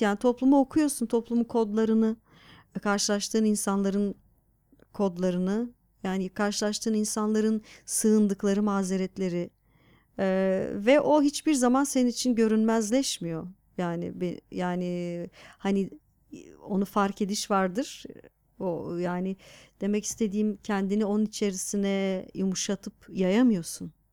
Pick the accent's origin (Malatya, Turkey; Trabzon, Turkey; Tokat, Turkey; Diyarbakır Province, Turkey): Diyarbakır Province, Turkey; now in Istanbul, Turkey; Diyarbakır'da büyüdüm sonuçta.